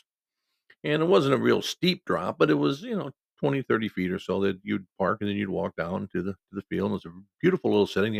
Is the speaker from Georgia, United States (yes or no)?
no; Cedar Rapids, Iowa, United States; a small town about, 20 miles outside of Cedar Rapids, Iowa, my hometown